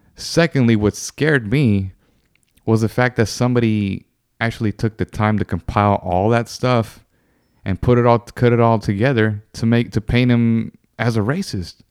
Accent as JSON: {"language": "English", "country": "United States", "tie": "born or raised there", "said": "I was born here in America"}